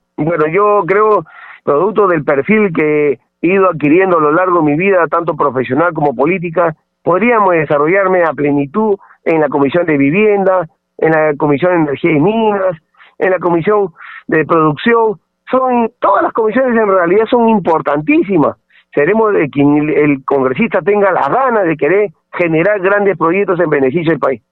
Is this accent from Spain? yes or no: no; Pisco, Ica, Peru; soy de Ica, de Pisco